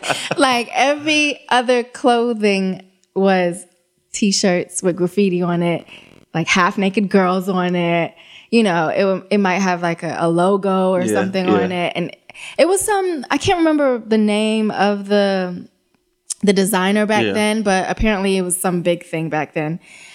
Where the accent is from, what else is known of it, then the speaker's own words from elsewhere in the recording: London, United Kingdom; Yeah, I was born in London, yes.